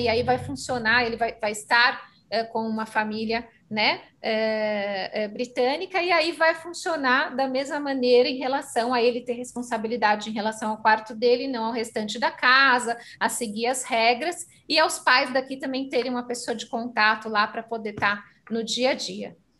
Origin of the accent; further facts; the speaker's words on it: Brazil; Nós aqui representando as escolas somos brasileiros